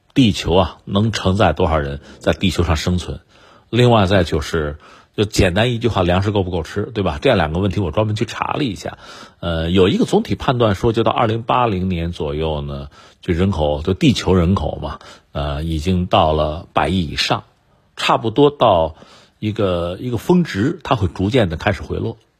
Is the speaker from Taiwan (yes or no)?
no; China; 拿我们中国人来说